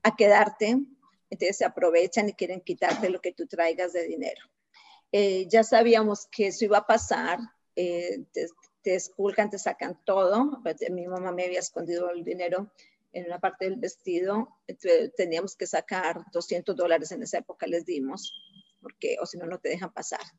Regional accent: Colombia; moved away as an adult; now in United States; soy colombiana, 100%

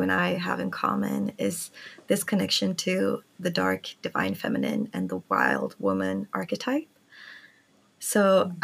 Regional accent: Sweden; I grew up in Sweden, and so everyone was Swedish

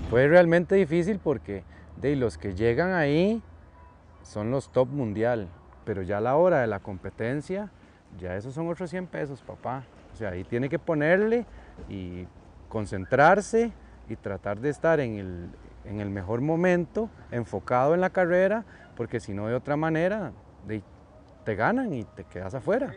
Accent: Costa Rica; cuando vos decís que, que vos sos de Costa Rica

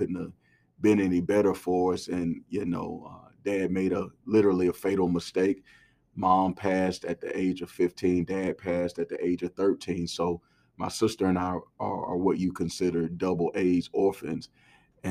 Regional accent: College Park, Georgia, United States; I grew up in College Park, right by the airport, Hartsfield International Airport in Atlanta

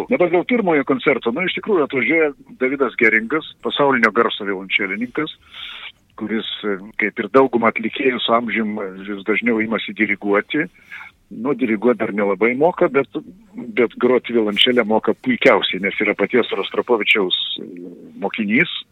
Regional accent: Lithuania; aš esu lietuvis ir kalbu lietuviškai

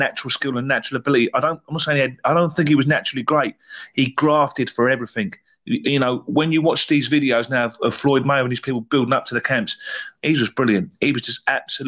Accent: England, United Kingdom; being English as well, British as well

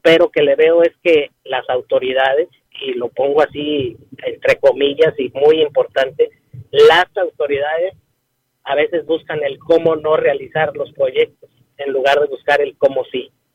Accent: Tampico, Tamaulipas, Mexico; now in Ciudad Valles, Mexico; yo nací en la ciudad de Tampico pero me quedo a vivir aquí en Ciudad Valles

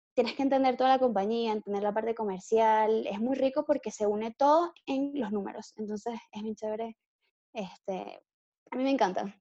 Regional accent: Caracas, Capital District, Venezuela; Soy de Caracas, Venezuela

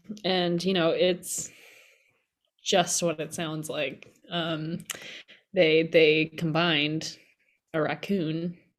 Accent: Massachusetts, United States; Well, I grew up in Massachusetts, and they didn't have them there.

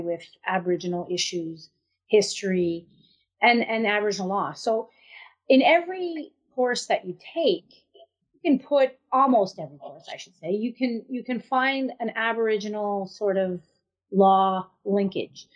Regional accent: a reserve in the Madawaska community, New Brunswick, Canada; also born or lived in Boston, Massachusetts, United States; I was born in Boston, Massachusetts, and um, but my grandfather fell ill, so they uh, my des- my dad decided to move back with uh, with the whole family. So, and I was three years old at the time. So we moved back in 1971, and uh, I grew up on a reserve

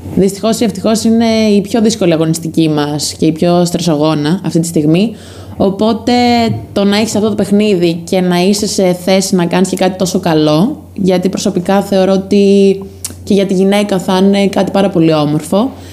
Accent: Crete, Greece; now in Corinth, Greece; είμαι από Κρήτη

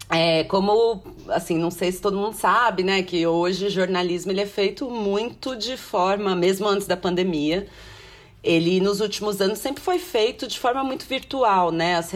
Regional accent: São Paulo, Brazil; also born or lived in Cabo Frio / Ilhabela / São Sebastião / Alphaville; Então, porque eu sou daqui, acho que é importante contextualizar isso também. Eu, eu sou nascida em São Paulo, mas eu morei em um monte de lugar.

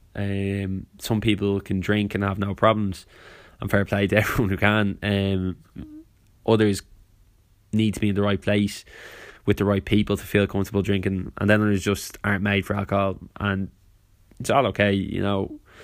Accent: Ireland; growing up in Ireland

